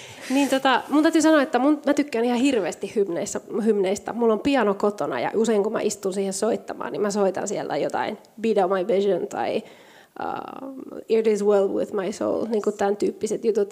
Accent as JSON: {"language": "Finnish", "country": "Spain", "moved": "yes", "lives_now": "Finland", "said": "mä oon Espanjasta kotoisin"}